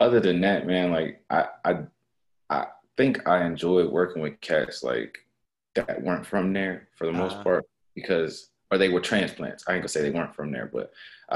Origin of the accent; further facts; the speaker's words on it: Norfolk, Virginia, United States; moved away; I'm from Virginia, like Norfolk, Virginia